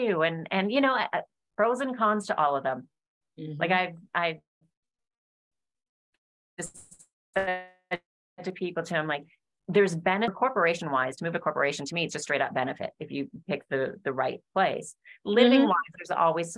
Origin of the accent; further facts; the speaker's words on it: Alberta, Canada; I'm originally from Canada in Alberta